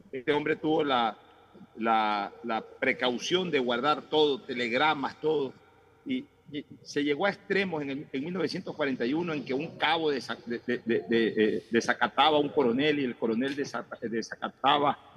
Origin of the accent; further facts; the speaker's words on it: Ecuador; Porque yo sí disfruté de la gloria de las Fuerzas Armadas como ecuatoriano en el año 1995.